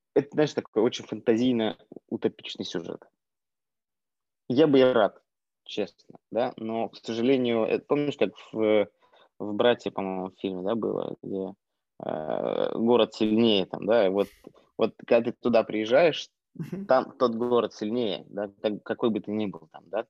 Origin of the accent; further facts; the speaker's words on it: Yakutia, Sakha Republic, Russia; moved away; also born or lived in Moscow; я родился в Якутии